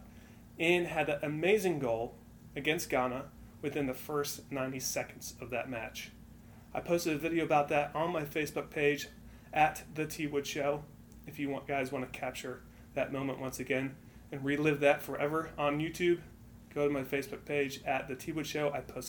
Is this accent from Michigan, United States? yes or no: yes; Michigan, United States; moved away as an adult; also born or lived in Greenville; I grew up in Michigan, actually, so I did not grow up in the South. But I moved to Greenville for college.